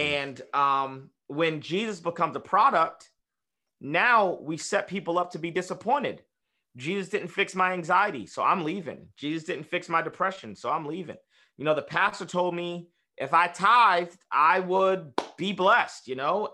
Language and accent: English; United States; we're just American